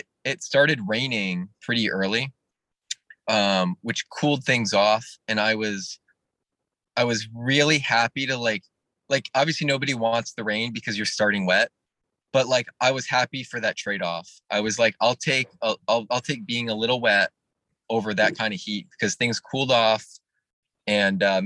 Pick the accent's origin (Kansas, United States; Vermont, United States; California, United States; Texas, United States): Vermont, United States; New England; I'm from New England, so like I'm used to like really good foliage, and I don't think I have seen foliage that beautiful since I was like a kid in Vermont